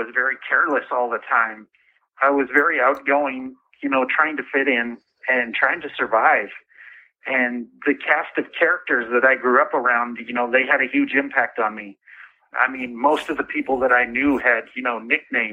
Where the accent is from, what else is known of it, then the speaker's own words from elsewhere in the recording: Everett, Washington, United States; I grew up in Everett, Washington